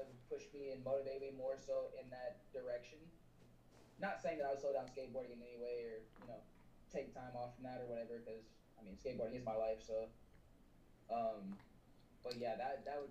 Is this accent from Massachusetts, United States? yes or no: no; Dallas, Texas, United States; I am from Dallas, Texas